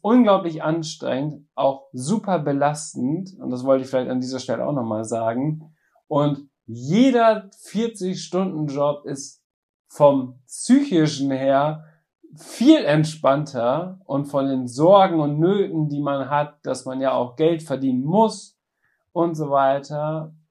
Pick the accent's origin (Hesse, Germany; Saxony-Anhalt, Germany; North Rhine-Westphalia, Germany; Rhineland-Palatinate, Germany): North Rhine-Westphalia, Germany; bei uns in Westfalen